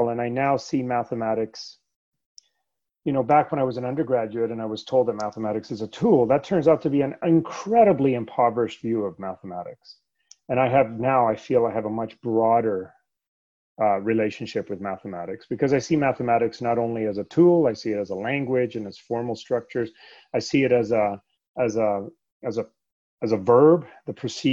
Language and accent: English; Canada; English is a second language; also born or lived in Sweden; I was born in Sweden, actually. And we moved from Sweden to Canada when I was 8 years old